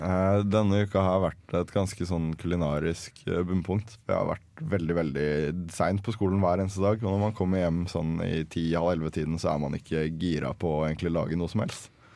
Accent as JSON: {"language": "Norwegian", "town": "Larvik", "region": "Vestfold", "country": "Norway", "said": "vi, pleier å plukke krabbe hjemme i Larvik"}